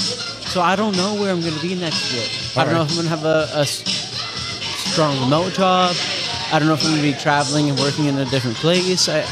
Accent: Pennsylvania, United States; Central Pennsylvania.

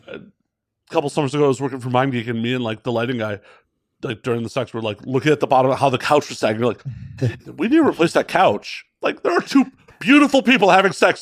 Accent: Chicago, Illinois, United States; also born or lived in Las Vegas, Nevada; now in Los Angeles, United States; I'm from Chicago originally

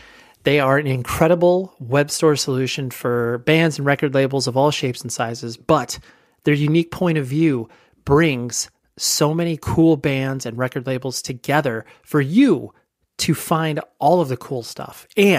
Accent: California, United States; I'm like, come on, I'm from California. Give me a break, guys.

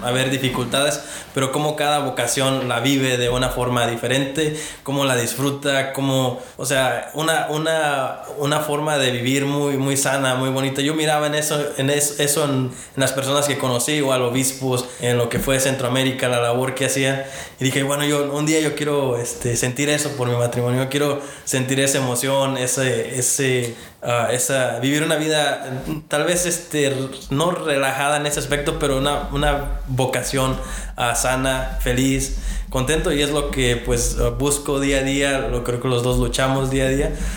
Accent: Virginia, United States; moved away; yo vengo de Virginia, ah, este, allá mis papás este, llegaron, allá han, eh, hecho su vida y, yo allá fue donde di mis primeros pasos en lo que es mi, fe hoy en día

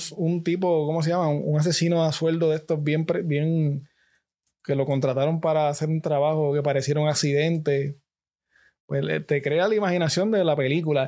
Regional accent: Gurabo, Puerto Rico; yo soy de Gurabo

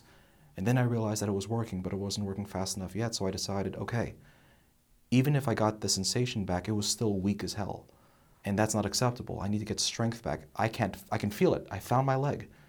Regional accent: New Jersey, United States; now in Texas, United States; I'm from New Jersey

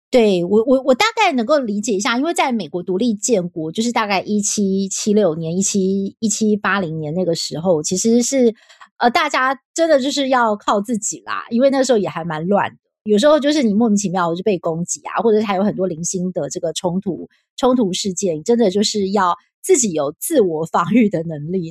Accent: Taiwan; 我是台湾人

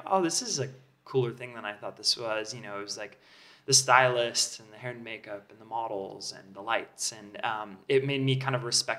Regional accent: Southern California, United States; now in Los Angeles, United States; I grew up in Southern California. I always kind of been here out in the desert, a little bit more space

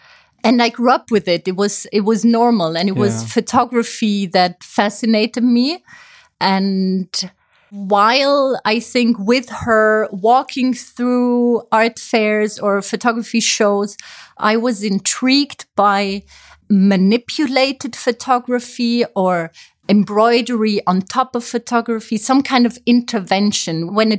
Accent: Zurich, Switzerland; also born or lived in Paris / Amsterdam; now in Berlin, Germany; I studied communication in Paris. I'm actually from Switzerland. I have kind of a nomadic life myself.

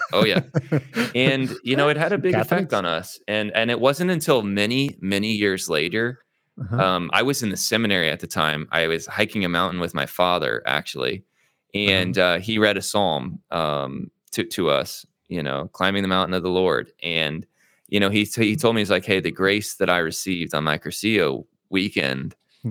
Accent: Zionsville, Indiana, United States; also born or lived in Midland, Michigan; I was born in Midland, Michigan, um, but I moved, uh, my parents moved uh, shortly thereafter to Indianapolis, Indiana, uh, where both of my mm-hmm. parents were from. Mm. Um, and we lived in kind of the north suburbs of Indianapolis in a small town called Zionsville

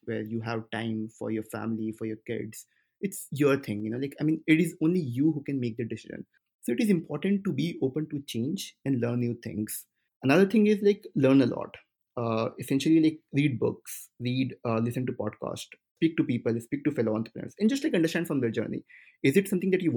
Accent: India; first language Hindi; English is a second language; moved away as an adult; now in Washington, D.C., United States; My native language is Hindi.

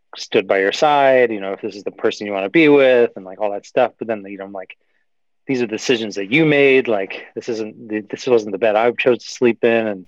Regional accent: Sonoma, California, United States; my hometown

